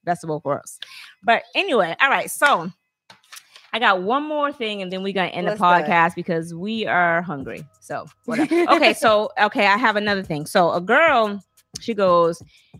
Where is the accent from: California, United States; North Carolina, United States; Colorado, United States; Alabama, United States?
Alabama, United States; So I'm from Alabama.